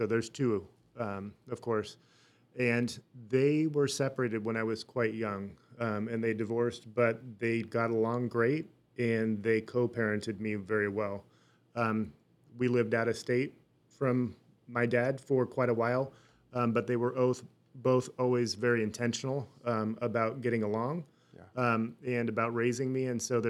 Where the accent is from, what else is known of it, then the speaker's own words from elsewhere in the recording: Burlingame, California, United States; born there; I was born in Burlingame, California. So that is just south of San Francisco in the Bay Area.